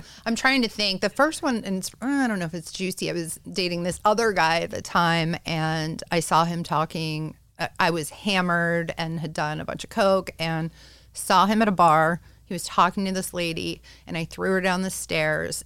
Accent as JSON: {"language": "English", "town": "Pittsburgh", "region": "Pennsylvania", "country": "United States", "said": "I am from Pittsburgh and I live in this like suburban bubble of hell"}